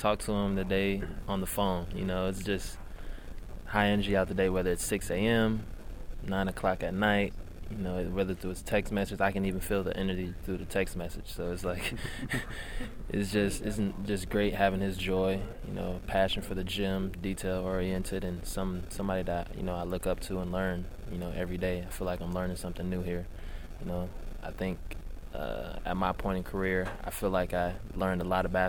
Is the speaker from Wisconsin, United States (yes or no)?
yes; Milwaukee, Wisconsin, United States; I'm from Milwaukee